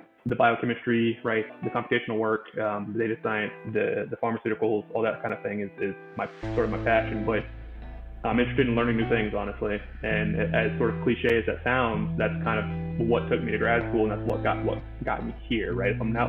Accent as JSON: {"language": "English", "town": "Charlotte", "region": "North Carolina", "country": "United States", "said": "So I'm from Charlotte, North Carolina. I spent, I guess at this point, I still have spent most of my life there."}